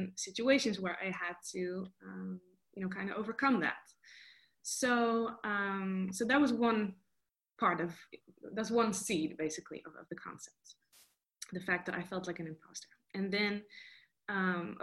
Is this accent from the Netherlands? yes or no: yes; Netherlands; moved away as an adult; now in Los Angeles, United States; I'm half Costa Rican, half Dutch. I was born and raised in Holland, and then I moved to Los Angeles about 4 years ago